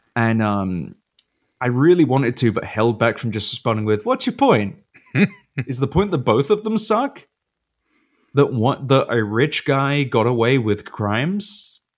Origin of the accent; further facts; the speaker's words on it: United Kingdom; moved away; now I'm a British guy who knows football